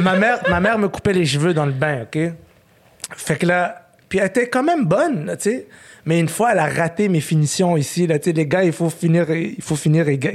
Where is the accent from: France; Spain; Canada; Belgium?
Canada; Montreal, Quebec; à 8 ans, j'ai déménagé. On est resté à Ville-Saint-Laurent au Parc Painter. Okay? C'est vraiment comme. Pour moi, c'est ma maison là-bas